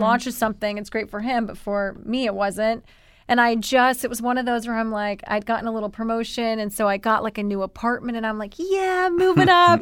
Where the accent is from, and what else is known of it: Columbia, South Carolina, United States; accent: thick Southern; moved away as an adult; also born or lived in New York City